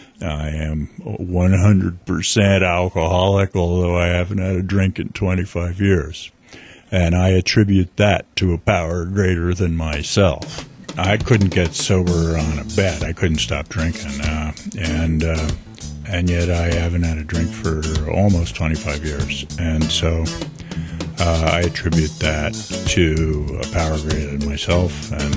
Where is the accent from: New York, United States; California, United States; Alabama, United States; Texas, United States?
New York, United States; but I grew up in New York. My dad worked for the United Nations. He was a career civil servant. So I grew up kind of in a middle class kind of community, bedroom community to New York City.